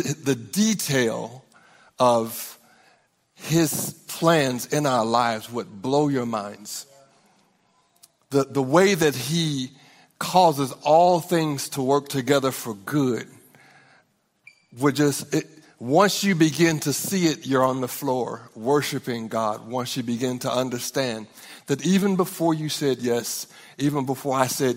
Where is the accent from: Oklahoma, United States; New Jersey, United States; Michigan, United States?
Oklahoma, United States; Norman; We're from Norman, Oklahoma